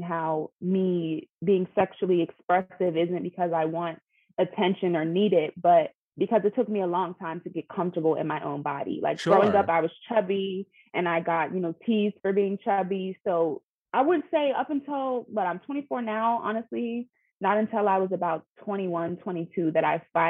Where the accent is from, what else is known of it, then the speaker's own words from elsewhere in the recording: Pittsburgh, Pennsylvania, United States; moved away as an adult; now in Philadelphia, United States; I'm originally from Pittsburgh, but I've been living in Philly for about 6 years